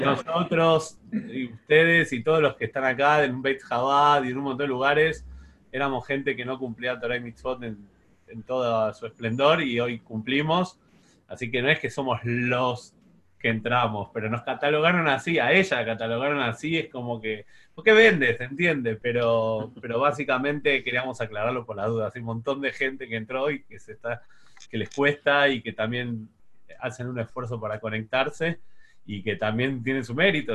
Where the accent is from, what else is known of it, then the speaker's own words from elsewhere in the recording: Buenos Aires, Argentina; also born or lived in Paso del Rey / Ramos Mejía; soy de Flores